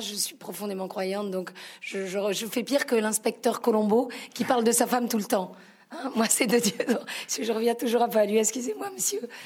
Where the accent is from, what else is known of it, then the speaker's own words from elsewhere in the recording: Marseille, Provence-Alpes-Côte d'Azur, France; Je suis italienne, marseillaise